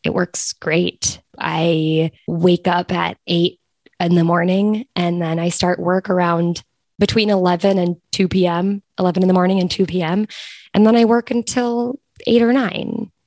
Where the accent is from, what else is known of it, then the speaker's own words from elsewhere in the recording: United States; moved away as an adult; as an American